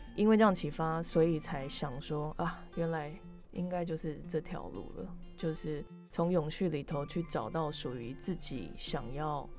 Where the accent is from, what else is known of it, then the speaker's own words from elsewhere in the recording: Canada; moved away as an adult; now in Taiwan; 我从小就在加拿大长大